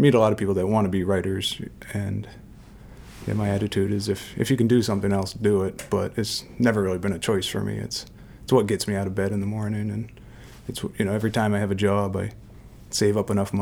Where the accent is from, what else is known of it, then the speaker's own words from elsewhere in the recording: New Hampshire, United States; moved away; also born or lived in Down East, Maine / Montana; I grew up in New Hampshire